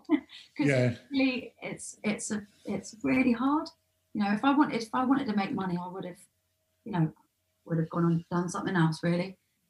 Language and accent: English; London, United Kingdom; In especially like for me, growing up in Southeast London, you're just fucking surrounded by it